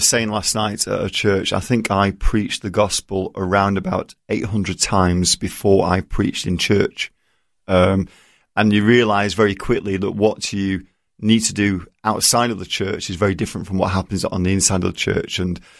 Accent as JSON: {"language": "English", "region": "England", "country": "United Kingdom", "moved": "as an adult", "lives_now": "United States", "said": "I don't have an accent. I'm English."}